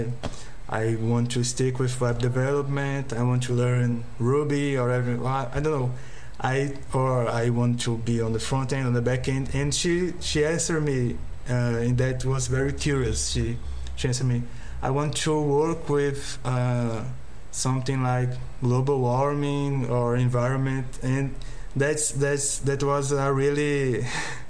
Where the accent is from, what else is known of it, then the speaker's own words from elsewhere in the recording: Brazil; here in Brazil